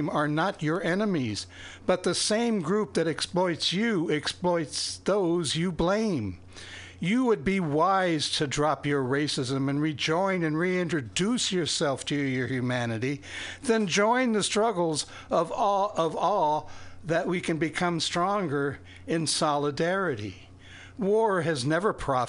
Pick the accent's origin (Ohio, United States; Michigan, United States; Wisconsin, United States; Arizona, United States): Ohio, United States; Fort Recovery; born or raised there